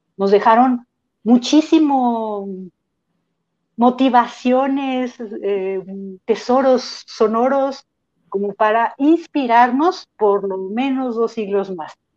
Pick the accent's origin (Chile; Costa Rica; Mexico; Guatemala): Mexico